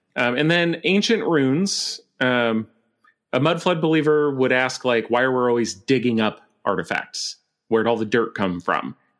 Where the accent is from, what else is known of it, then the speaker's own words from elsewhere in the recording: Montana, United States; now in Vancouver, Canada; I grew up in Montana